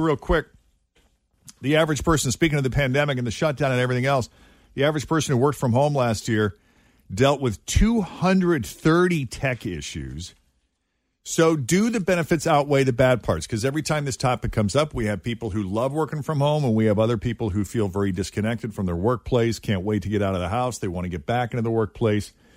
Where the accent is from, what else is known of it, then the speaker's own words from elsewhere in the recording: New England, United States; moved away; I grew up in New England as a kid